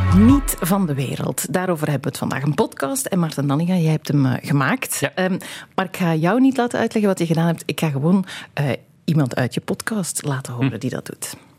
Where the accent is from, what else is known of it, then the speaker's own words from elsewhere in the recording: Belgium; wij hier in België